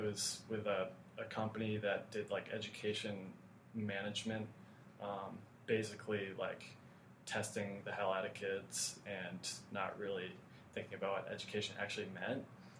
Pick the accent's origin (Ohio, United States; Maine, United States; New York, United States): Maine, United States; Brunswick; moved away as an adult; now in Boston, United States; Originally, I'm from Brunswick, Maine, really small town on the coast